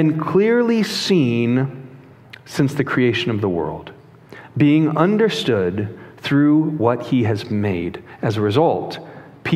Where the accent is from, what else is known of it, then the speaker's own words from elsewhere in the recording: Chicago, Illinois, United States; moved away; I'm from Chicago originally